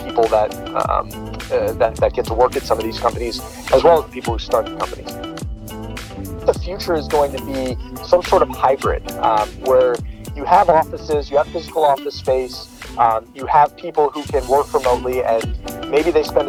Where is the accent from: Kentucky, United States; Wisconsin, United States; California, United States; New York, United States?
New York, United States; New York area, United States; moved away as an adult; now in Bay Area, United States; I'm from the New York area